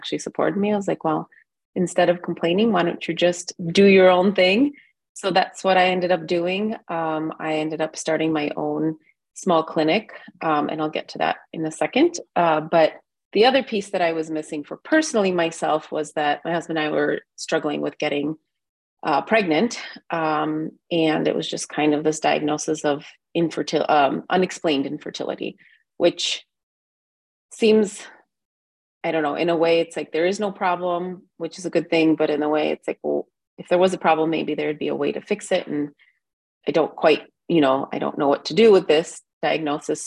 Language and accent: English; Cleveland, Ohio, United States; moved away as an adult; also born or lived in Georgia (country) / New York City; now in Valparaiso, United States; we immigrated with my family to Cleveland, Ohio, actually when I was 4 years old. So technically I grew up in the United States.